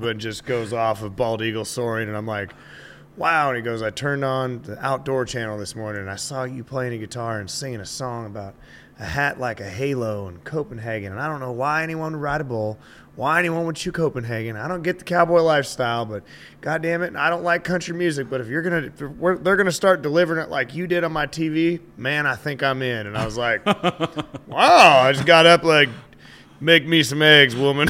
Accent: Montana, United States; I'm from the land of snowmobiles. We're almost Canadian.

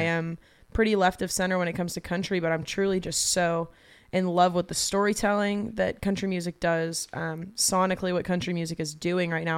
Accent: Atlanta, Georgia, United States; also born or lived in Athens, Georgia; born and raised in Atlanta. Um, I was there until I was eighteen, graduated high school.

